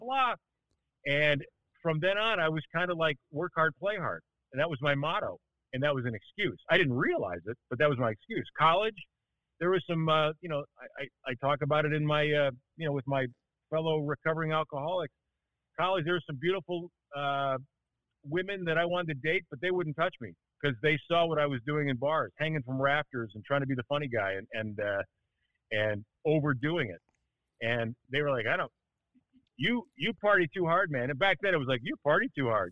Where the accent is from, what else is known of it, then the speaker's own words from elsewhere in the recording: Milwaukee, Wisconsin, United States; moved away; also born or lived in Chicago; I was born in Milwaukee, uh, which is why I'm a uh, uh, undying Lombardi era Bart Starr Packer fan